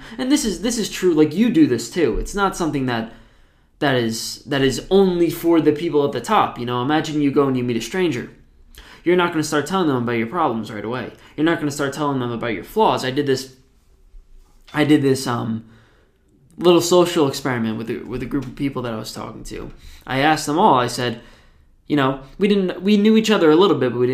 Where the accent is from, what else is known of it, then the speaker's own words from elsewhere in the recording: New Jersey, United States; I'm from New Jersey